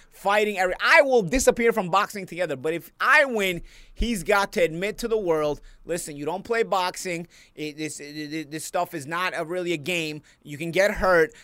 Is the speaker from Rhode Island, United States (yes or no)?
no; New York City, New York, United States; I'm from Brooklyn